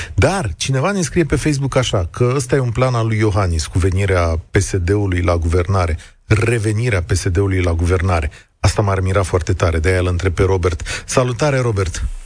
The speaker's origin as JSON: {"language": "Romanian", "town": "Vaslui", "region": "Vaslui County", "country": "Romania", "tie": "born or raised there", "said": "eu sunt născut la Vaslui"}